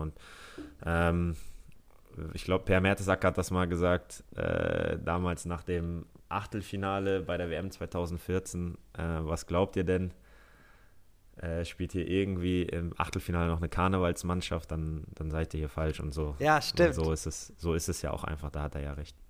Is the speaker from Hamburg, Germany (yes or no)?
yes; Hamburg, Germany; moved away; ich bin Hamburger Jung. Äh, von daher, das ist meine Heimatstadt